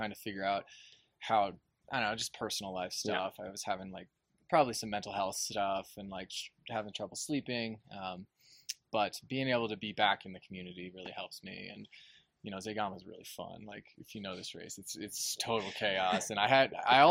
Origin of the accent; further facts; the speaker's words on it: Durango, Colorado, United States; I'm from Durango, just mm-hmm. an hour south of here, and I volunteered at Hard Rock when I was 17